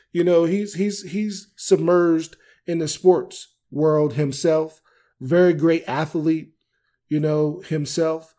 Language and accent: English; Maryland, United States; moved away; my home state